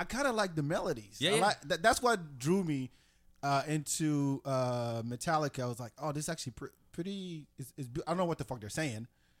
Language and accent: English; France; moved away; I grew up in France.